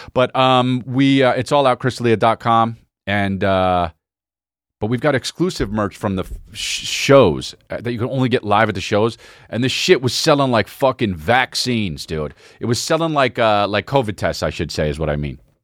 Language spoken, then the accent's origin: English; United States; I'm American